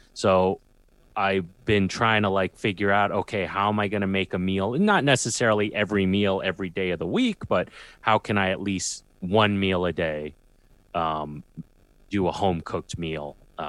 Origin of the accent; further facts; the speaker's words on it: New York City, New York, United States; I'm from Queens and I hang out a lot in Brooklyn.